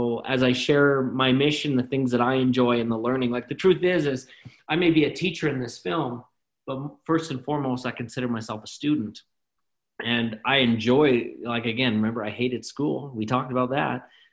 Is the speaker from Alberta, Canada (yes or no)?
yes; Calgary, Alberta, Canada; I was raised in Calgary, Alberta, Canada